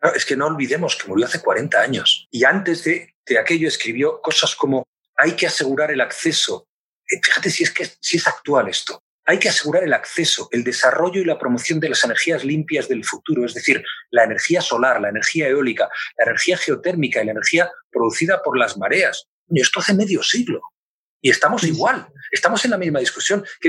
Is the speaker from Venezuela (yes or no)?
no; Spain; Como tantos españoles, yo soy uno más